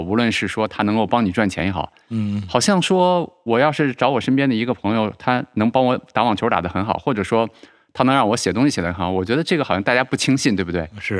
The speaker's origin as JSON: {"language": "Chinese", "country": "China", "said": "我们中国人"}